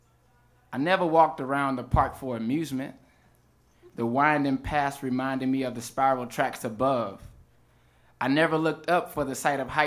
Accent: Houston, Texas, United States; I'm from Houston, Texas, and our town's amusement park was Astro World

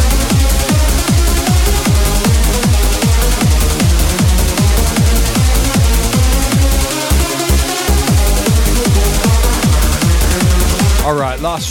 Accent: United Kingdom; moved away; my home country, the UK

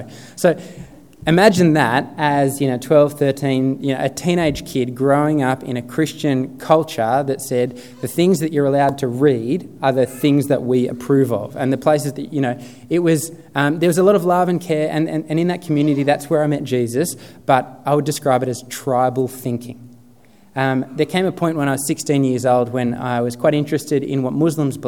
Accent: Sutherland Shire, New South Wales, Australia; I grew up in the Sutherland Shire

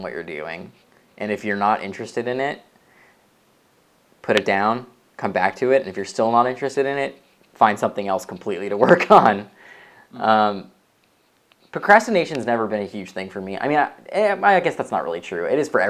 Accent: Chicago, Illinois, United States; moved away as an adult; now in San Francisco, United States; I live in San Francisco right now. And I've been here for 5 years. But I come from Chicago area

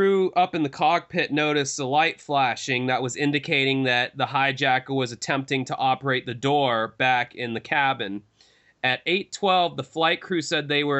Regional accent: Jacksonville, Florida, United States; my hometown

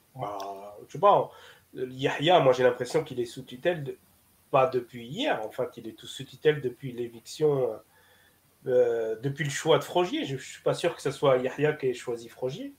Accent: Algeria

